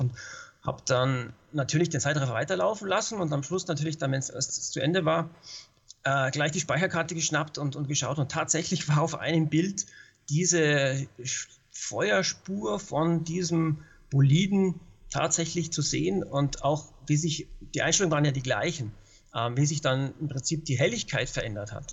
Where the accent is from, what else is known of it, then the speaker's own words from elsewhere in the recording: Munich, Bavaria, Germany; now in Telfs, Austria; ich bin ja ursprünglich Münchner, bin hierher gezogen